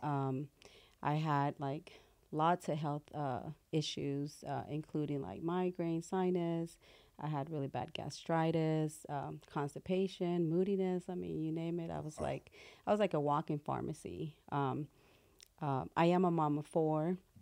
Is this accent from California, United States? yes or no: yes; Compton, California, United States; also born or lived in Mexico City, Mexico / Watts, Los Angeles; We stayed in Watts for a while and then moved to Compton and then just grew up there